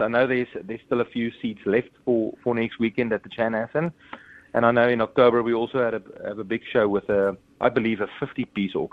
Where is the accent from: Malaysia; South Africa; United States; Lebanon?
South Africa; I'm from South Africa